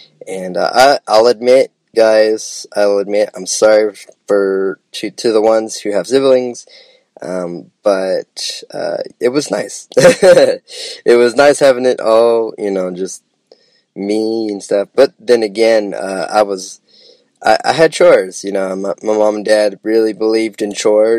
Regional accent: Nampa, Idaho, United States; also born or lived in Boise, Idaho; now in Lawrenceburg, Tennessee, United States; I was raised in the suburb area of Nampa, Idaho, just right outside of Nampa

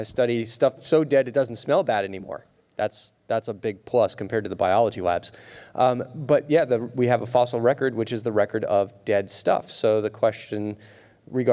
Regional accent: Rhode Island, United States; moved away as an adult; also born or lived in Pennsylvania / South Dakota; my home state of Rhode Island

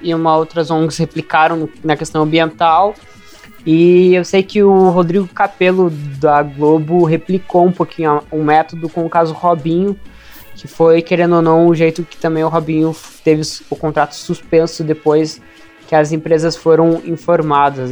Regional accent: Ponta Grossa, Paraná, Brazil; a gente é de Ponta Grossa ali, que é relativamente perto de Londrina

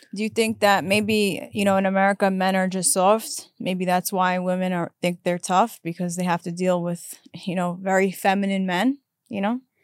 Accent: New York, United States; moved away; I'm from New York.

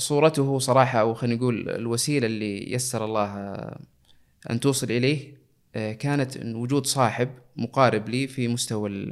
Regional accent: Jeddah, Makkah Province, Saudi Arabia; moved away as an adult; now in Eastern Province, Saudi Arabia; نشأت في مدينة جدة ودرست فيها مراحل التعليم العام

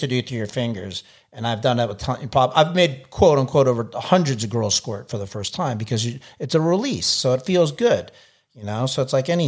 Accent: United States; I'm American

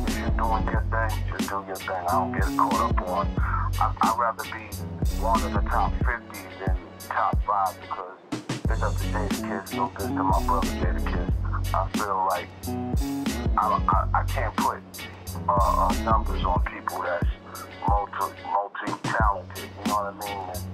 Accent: New York City, New York, United States; growing up in Flatbush, Brooklyn

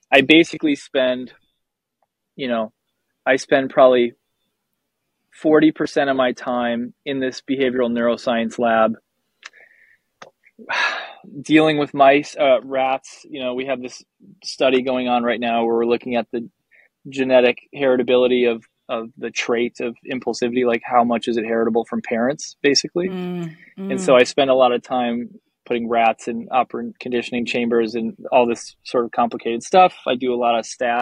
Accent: Wisconsin, United States; I grew up in Wisconsin

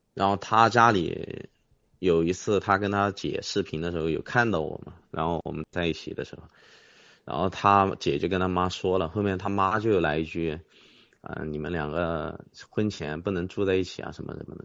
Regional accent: Huaihua, Hunan, China; moved away as an adult; now in Changsha, China; 我老家是怀化的嘛

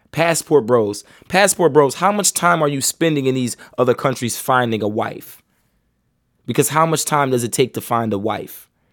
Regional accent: United States; As American men

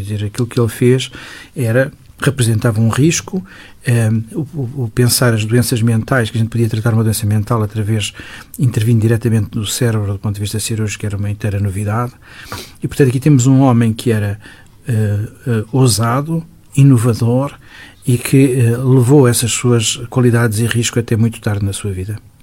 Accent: Lisbon, Portugal; vivia numa zona de Lisboa que era ainda praticamente rural. o Benfica, onde eu cresci

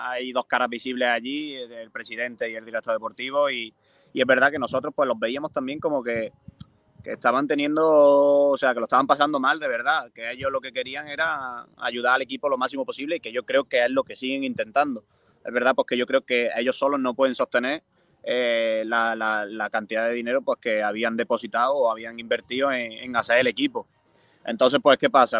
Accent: Moriles, Andalusia, Spain; mi, infancia, pues me crié también en el Córdoba

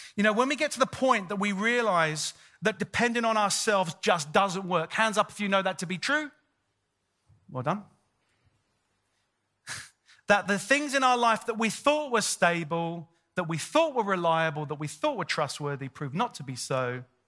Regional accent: London, United Kingdom; moved away as an adult; also born or lived in Sydney, Australia; I'm born and bred, I'm born and bred in North London

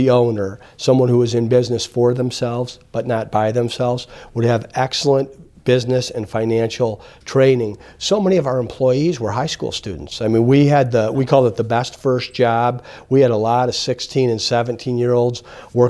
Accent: Toledo, Ohio, United States; moved away as an adult; now in Arizona, United States; I grew up in Toledo, Ohio.

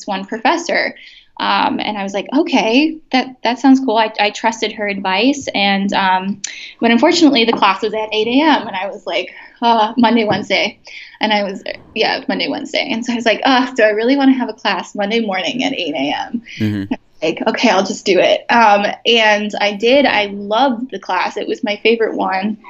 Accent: Chicago, Illinois, United States; moved away as an adult; also born or lived in Bloomington, Indiana; I'm from Chicago, so a lot of my applications are back in the city just because that's where my family is

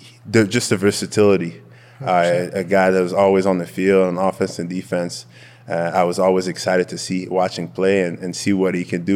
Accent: Montreal, Quebec, Canada; first language French; English is a second language; moved away as an adult; now in Calgary, Canada; I'm born and raised in Montreal.

